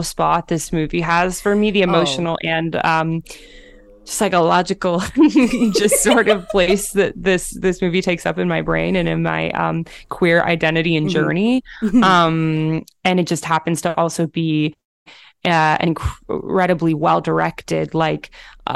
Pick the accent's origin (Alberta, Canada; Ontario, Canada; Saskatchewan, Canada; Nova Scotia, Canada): Ontario, Canada; Toronto; I'm from Toronto